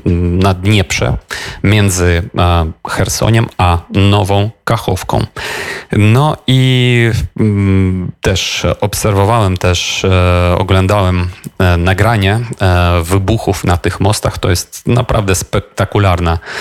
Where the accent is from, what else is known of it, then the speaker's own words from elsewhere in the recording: Ukraine; Polish is a second language; u nas w Ukrainie